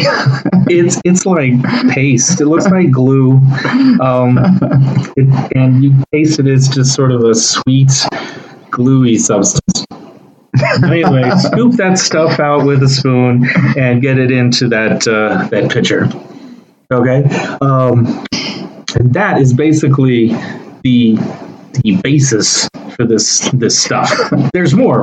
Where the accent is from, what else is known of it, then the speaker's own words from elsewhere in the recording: Texas, United States; we both grown up in Texas